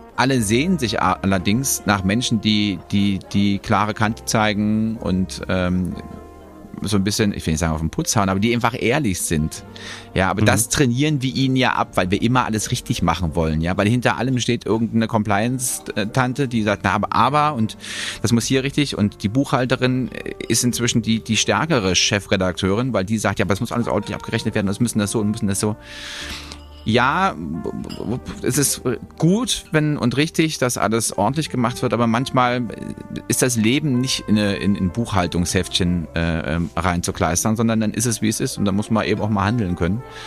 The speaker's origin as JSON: {"language": "German", "country": "Germany", "said": "als Deutscher"}